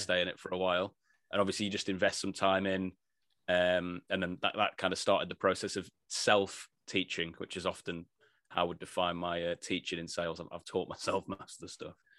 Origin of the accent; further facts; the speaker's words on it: Blackpool, North West England, United Kingdom; grew up in, uh, yeah, in Blackpool, northwest England, from a very working class family